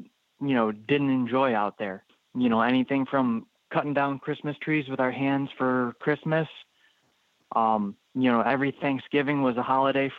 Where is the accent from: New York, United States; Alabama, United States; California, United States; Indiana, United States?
New York, United States; Bergen; I was born in Bergen, New York.